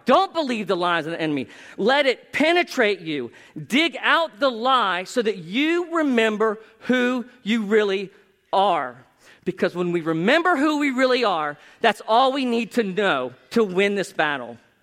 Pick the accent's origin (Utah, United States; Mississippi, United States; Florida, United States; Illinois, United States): Florida, United States; South; my hometown. That sounds like I'm from Narnia. Anyway, South Florida